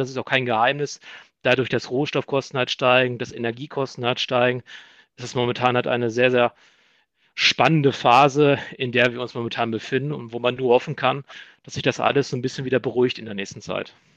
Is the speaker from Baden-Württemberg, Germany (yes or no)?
no; Iserlohn, North Rhine-Westphalia, Germany; now in Dortmund, Germany; Gebürtig komme ich aber aus Iserlohn